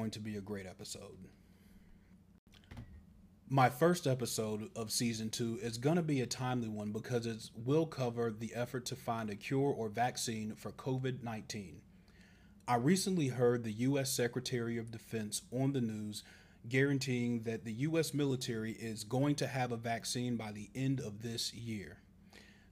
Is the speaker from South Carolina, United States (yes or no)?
yes; Charleston, South Carolina, United States; growing up in Charleston, South Carolina